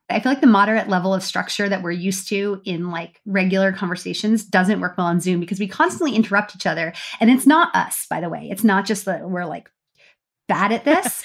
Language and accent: English; United States; now in Canada; We all live in Canada, but we're American